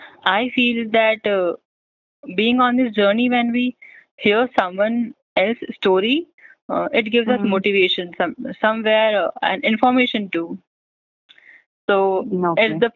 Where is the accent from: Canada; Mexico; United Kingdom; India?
India; Rajasthan; I am from Rajasthan.